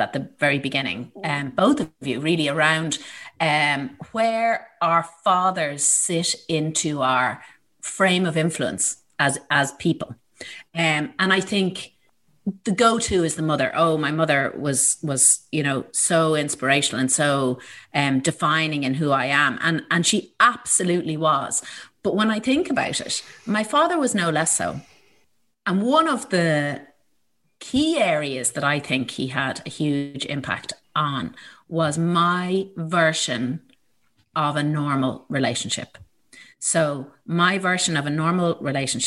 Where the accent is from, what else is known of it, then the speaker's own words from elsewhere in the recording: Ballyshannon, County Donegal, Ireland; in 1968, when I was born in Ballyshannon